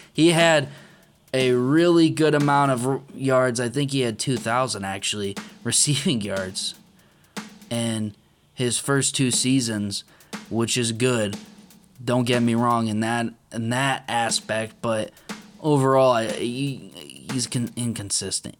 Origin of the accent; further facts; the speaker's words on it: Cleveland, Ohio, United States; I'm from Cleveland, born and raised orange and brown